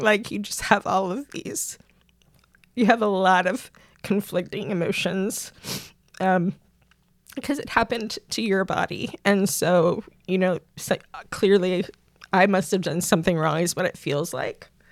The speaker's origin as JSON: {"language": "English", "region": "Pennsylvania", "country": "United States", "tie": "born or raised there", "also_born_or_lived": "Wisconsin", "moved": "as an adult", "lives_now": "Tyler, United States", "said": "I grew up in Pennsylvania, uh, first 20, 21 years of my life"}